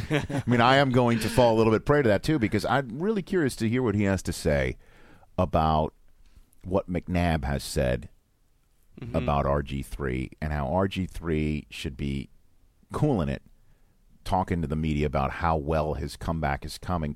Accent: New York City, New York, United States; I grew up in Staten Island, New York.

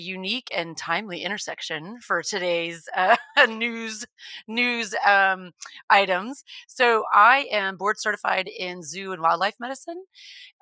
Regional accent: Texas, United States; born or raised there

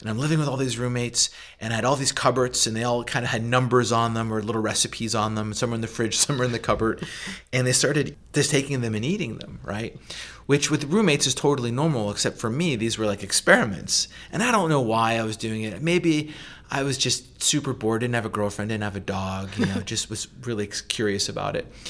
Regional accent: Western Pennsylvania, United States; moved away; also born or lived in Boulder, Colorado; I grew up in a small kind of mining, logging community in Western P A, and it was very rural

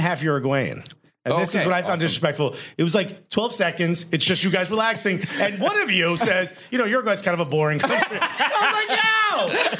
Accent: Newark, New Jersey, United States; I grew up in Newark.

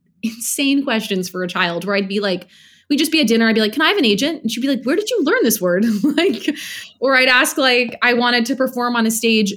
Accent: New York City, New York, United States; So I grew up in New York City

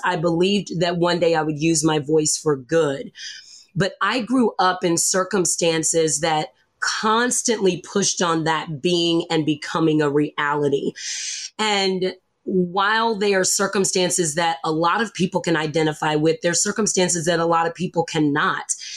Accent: the South, United States; I grew up in the South

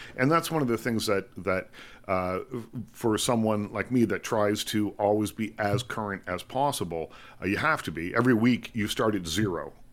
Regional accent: Liverpool, Nova Scotia, Canada; also born or lived in Bridgewater, Nova Scotia; I do remember growing up in Liverpool, though. We moved when I was quite young, grew up there, uh, from the time I was probably three or something like that.

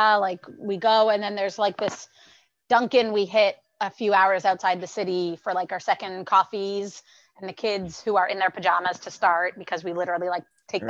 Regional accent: Toronto, Ontario, Canada; moved away; I'm from Toronto. I'm not a tourist.

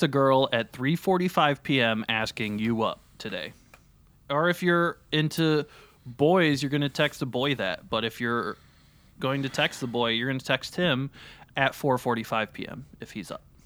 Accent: Terre Haute, Indiana, United States; moved away as an adult; now in Los Angeles, United States; I grew up in Terre Haute, Indiana

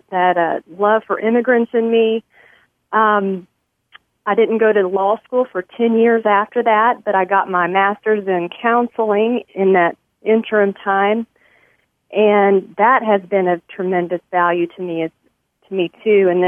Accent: Mexico; but but also growing up in Mexico afforded me the opportunity to learn new language, uh, new culture, and just giving me a love for for other people groups.

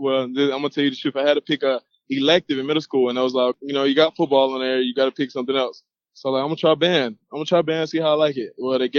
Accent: Georgia, United States; And I have a lot of cousins, family all in Georgia. We're from Georgia, so it worked out perfect. I still got family here.

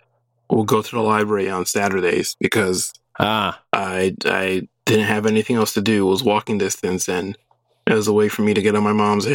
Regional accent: Brooklyn, Long Island, New York, United States; moved away as an adult; now in Austin, United States; I grew up in Brooklyn, then we moved to the suburbs, of Long Island.

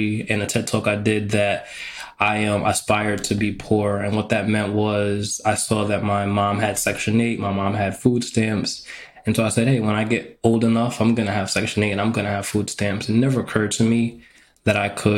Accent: New York, United States; moved away as an adult; also born or lived in Texas / Connecticut; I grew up in New York

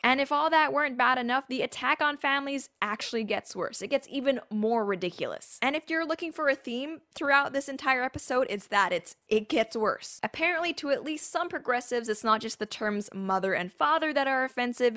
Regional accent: Canada; as a Canadian

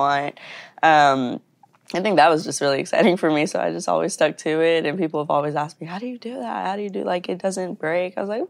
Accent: Texas, United States; moved away as an adult; I am from Texas.

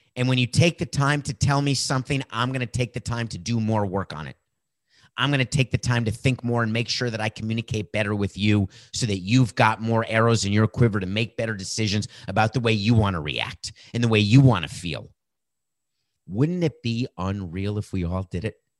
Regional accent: Miami, Florida, United States; my hometown team, the Miami Marlins

